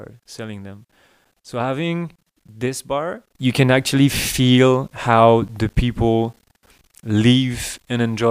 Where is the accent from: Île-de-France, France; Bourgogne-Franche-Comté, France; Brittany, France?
Brittany, France; English is a second language; moved away; I'm from Brittany